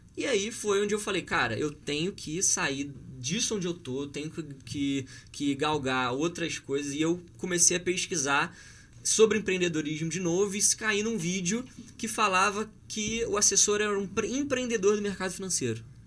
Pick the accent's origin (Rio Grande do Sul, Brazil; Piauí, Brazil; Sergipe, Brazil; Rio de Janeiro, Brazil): Rio de Janeiro, Brazil; Petrópolis; eu sou de Petrópolis